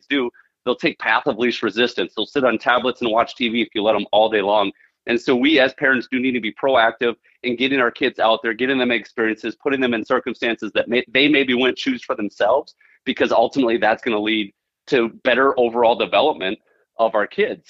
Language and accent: English; Central Minnesota, United States; I'm from Central Minnesota, born and raised